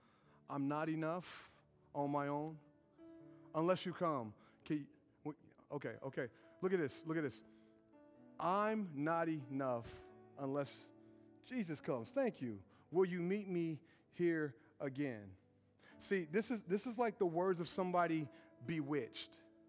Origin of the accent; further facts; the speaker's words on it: Brownsburg, Indiana, United States; I'm from Brownsburg with a bad reputation, and that's my swag right there.